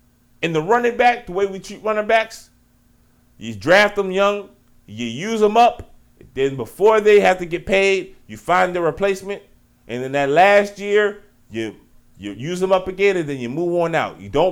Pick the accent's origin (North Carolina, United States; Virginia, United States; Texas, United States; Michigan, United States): Virginia, United States; Richmond; I'm from Richmond, Virginia. Southside Richmond, Virginia, 804.